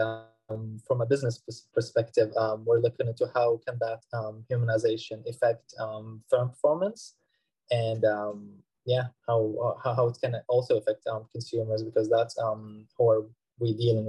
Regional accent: Saudi Arabia; moved away as an adult; now in Leeds, United Kingdom; I'm originally from Saudi Arabia, and I'm doing my PhD now in marketing at the University

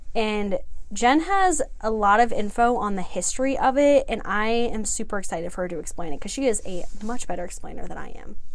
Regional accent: Indiana, United States; I'm from Indiana.

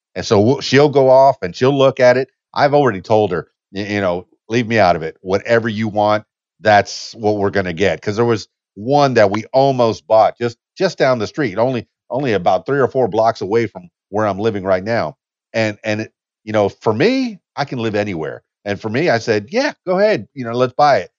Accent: Miami, Florida, United States; now in Conway, United States; I'm from Miami, Florida, so I, I know the southeast uh, pretty well. I was born and raised there. Uh, the Keys, Keys, Dan, Florida Keys is where I'm from

